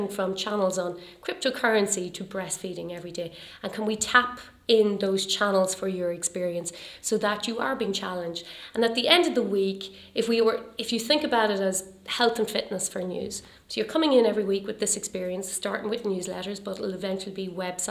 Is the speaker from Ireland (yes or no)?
yes; Ireland; we're definitely a nation of storytellers